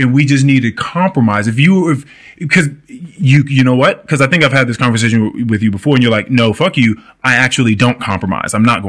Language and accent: English; India; Now, it could have been I grew up in India.